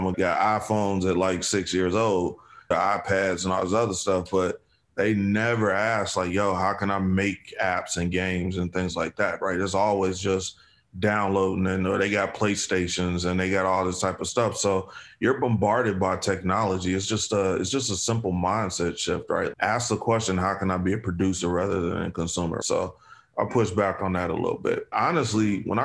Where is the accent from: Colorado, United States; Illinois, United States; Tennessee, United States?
Illinois, United States; Chicago; I grew up south side of Chicago.